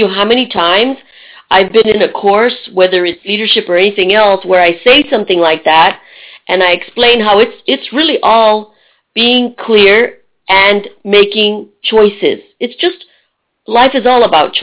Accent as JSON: {"language": "English", "region": "Texas", "country": "United States", "also_born_or_lived": "Tennessee / Budapest, Hungary", "moved": "as an adult", "said": "I moved from Texas to Tennessee to Budapest. And being a Texan"}